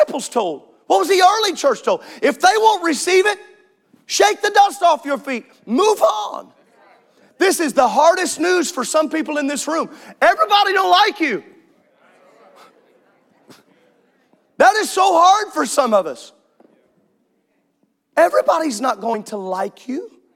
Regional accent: Midwest, United States; I grew up in the middle of cornfield

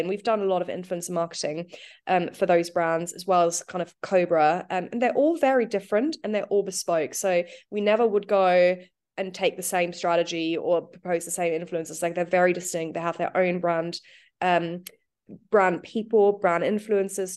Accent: New Zealand; now in United Kingdom; I'm from New Zealand.

